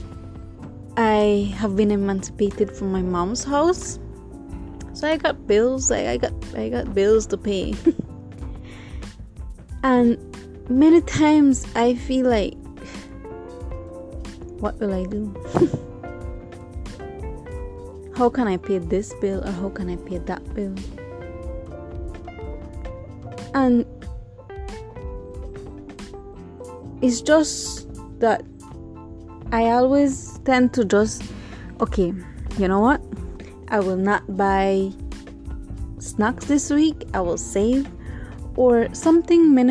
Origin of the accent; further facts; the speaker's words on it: Corozal, Corozal District, Belize; I'm originally from Corozal.